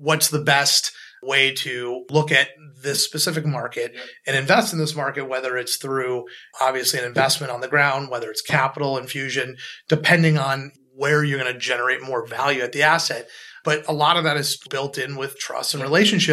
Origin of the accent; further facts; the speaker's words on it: Los Angeles, California, United States; moved away; also born or lived in Chicago / Midwest / New York / London; I grew up in Los Angeles